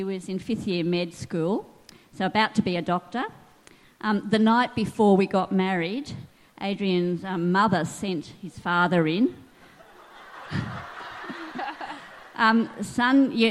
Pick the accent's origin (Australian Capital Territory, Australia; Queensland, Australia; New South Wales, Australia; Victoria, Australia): New South Wales, Australia; Sydney; I grew up in West Pennant Hills in Sydney